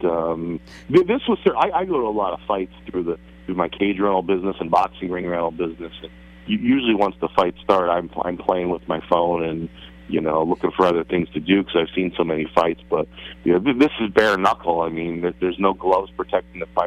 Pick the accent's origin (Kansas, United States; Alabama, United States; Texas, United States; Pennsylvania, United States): Pennsylvania, United States; Hunlock Creek; I grew up in Hunlock Creek.